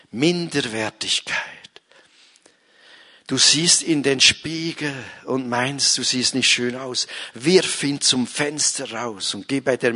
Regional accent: Bern, Switzerland; Ich schaffe es nie, ich bin ein Berner.

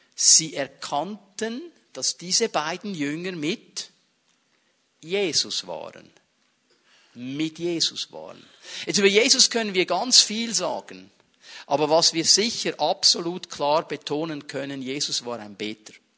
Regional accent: Switzerland; bei uns in der Schweiz

